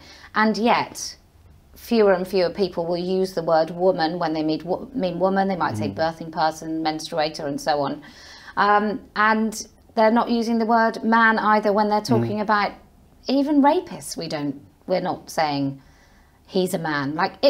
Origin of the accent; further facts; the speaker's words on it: Somerset, South West England, United Kingdom; moved away as an adult; also born or lived in Leeds / Bristol; now in Wiltshire, United Kingdom; I grew up in Somerset.